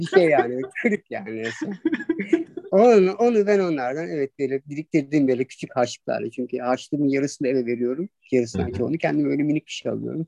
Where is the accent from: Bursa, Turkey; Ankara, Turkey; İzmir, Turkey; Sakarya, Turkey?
Sakarya, Turkey; Adapazarı; moved away as an adult; Çocukluğum vardı Adapazarı'nın Akdeniz ilçesinde geçti